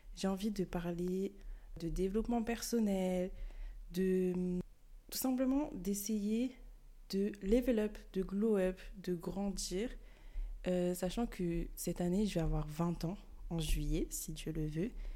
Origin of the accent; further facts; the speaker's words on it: France; also born or lived in Bamako, Mali; je suis née au Mali, à Bamako, mais j'ai quand même grandi en France.